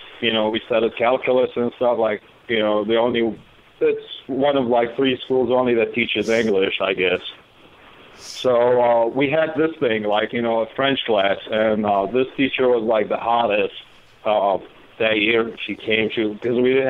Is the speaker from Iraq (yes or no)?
yes; Baghdad, Baghdad Governorate, Iraq; moved away as an adult; now in United States; I'm actually from Baghdad, Iraq.